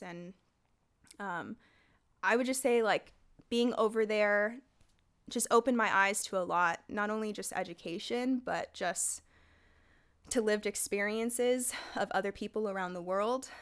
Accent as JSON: {"language": "English", "town": "San Jose", "region": "California", "country": "United States", "tie": "born or raised there", "said": "they placed me back into my hometown of San Jose"}